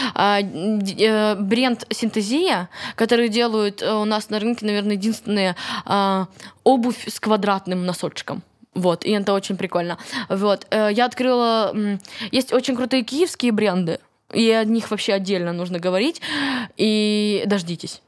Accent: Kryvyi Rih, Dnipropetrovsk Oblast, Ukraine; Вообще-то я из Кривого Рога

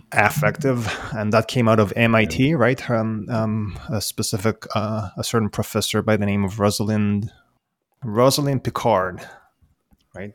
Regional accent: Israel; now in Sydney, Australia; I, I, was born and raised in Israel

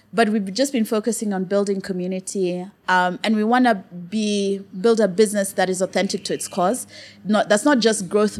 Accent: Kenya; also born or lived in United Kingdom; I'm Kenyan.

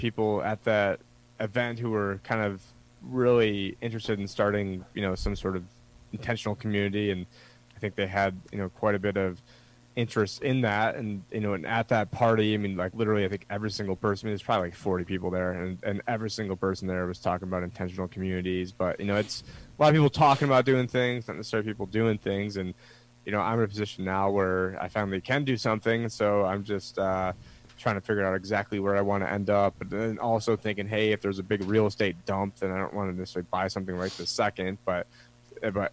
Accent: New York, United States; moved away; I'm a New Yorker, but I'm like one of the good New Yorkers

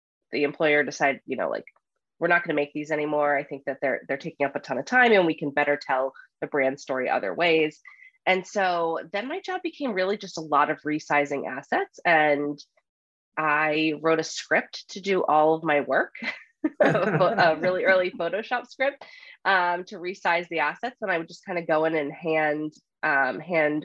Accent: Rhode Island, United States; moved away as an adult; also born or lived in New York City; the little suburb that I grew up in Rhode Island

